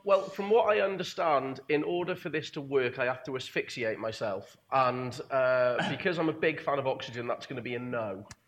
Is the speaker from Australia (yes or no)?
no; England, United Kingdom; speaking as an Englishman